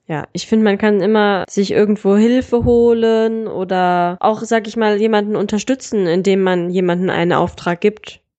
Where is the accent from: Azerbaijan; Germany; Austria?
Germany; Solingen, North Rhine-Westphalia; die kleine Stadt, wo ich herkomme eigentlich